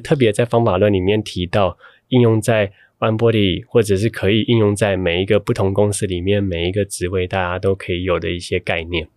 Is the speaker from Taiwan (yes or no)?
yes; Taiwan; 我从台湾来